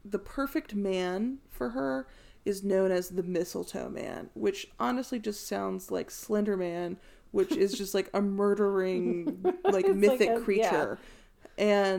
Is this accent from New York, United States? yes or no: no; North Carolina, United States; we're from North Carolina.